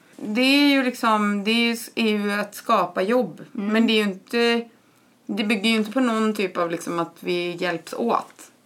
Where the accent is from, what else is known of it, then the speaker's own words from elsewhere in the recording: Borås, Västra Götaland, Sweden; moved away as an adult; jag är uppvuxen i Borås. Jag bodde där mina första 18 år i livet.